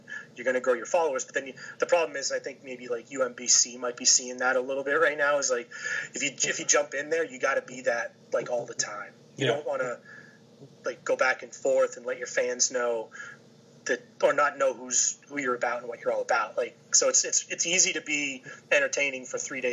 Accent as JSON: {"language": "English", "town": "Boston", "region": "Massachusetts", "country": "United States", "tie": "born or raised there", "moved": "yes", "lives_now": "Philadelphia, United States", "said": "I grew up in Boston"}